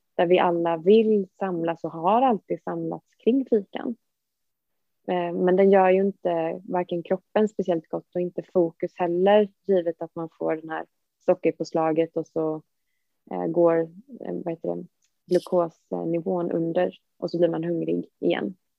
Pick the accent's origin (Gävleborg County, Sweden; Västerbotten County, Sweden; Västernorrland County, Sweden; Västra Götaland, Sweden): Västra Götaland, Sweden; Gothenburg; moved away as an adult; now in Stockholm, Sweden; jag är från Göteborg